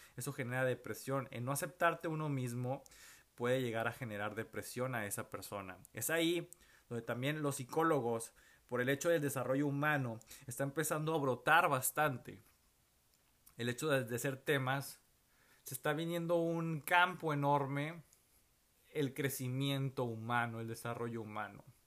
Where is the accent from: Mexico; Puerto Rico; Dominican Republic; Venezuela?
Mexico; Monterrey, Nuevo León; moved away as an adult; now in Houston, United States; no sé cuánto tiempo voy a estar fuera de la ciudad de Monterrey